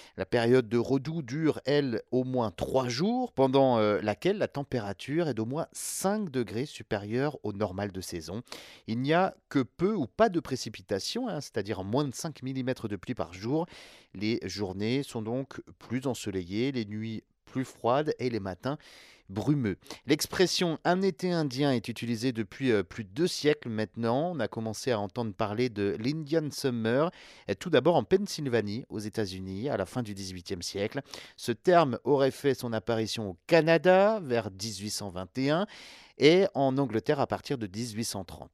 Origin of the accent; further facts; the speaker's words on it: France; Chez nous en France